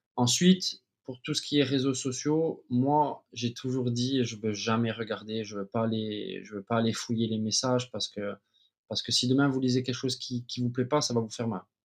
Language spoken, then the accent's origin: French; Ajaccio, Corsica, France; moved away as an adult; also born or lived in United States / Paris / Cyprus; je suis né à Ajaccio. J'ai fait toutes mes gammes euh, de footballeur à Ajaccio dès l'âge de 4 ans